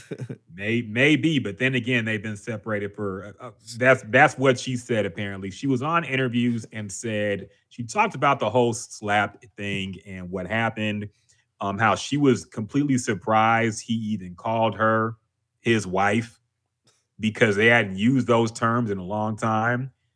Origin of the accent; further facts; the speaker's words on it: Houston, Texas, United States; I'm from here, man. I'm from Houston